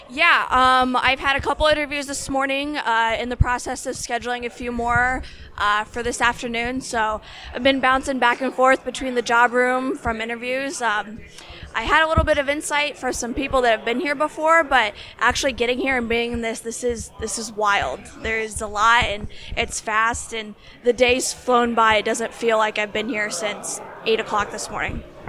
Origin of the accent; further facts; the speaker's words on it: Indianapolis, Indiana, United States; I'm from Indianapolis, Indiana